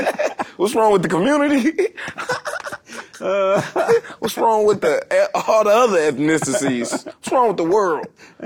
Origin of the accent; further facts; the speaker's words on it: Oakland, California, United States; I was born in Oakland, but they took us from Africa.